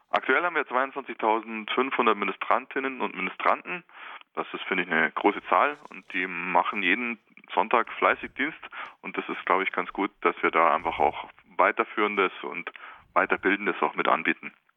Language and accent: German; Germany; bei uns in Deutschland